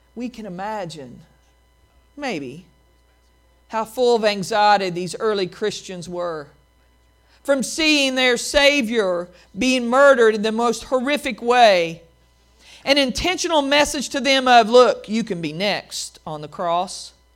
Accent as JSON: {"language": "English", "region": "Appalachian Mountains", "country": "United States", "tie": "born or raised there", "said": "the swinging bridges I grew up in in the Appalachian Mountains"}